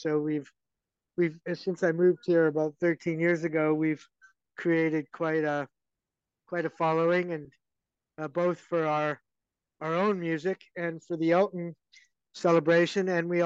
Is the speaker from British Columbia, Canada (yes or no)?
yes; Vancouver, British Columbia, Canada; also born or lived in Boston, Massachusetts; I'm from Canada, obviously. obviously I'm not from the UK. I'm from Vancouver